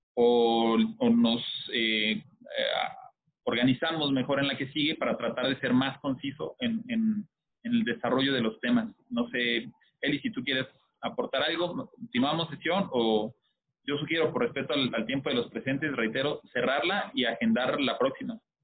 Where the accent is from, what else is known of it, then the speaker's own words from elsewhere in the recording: Mexico; como mexicanos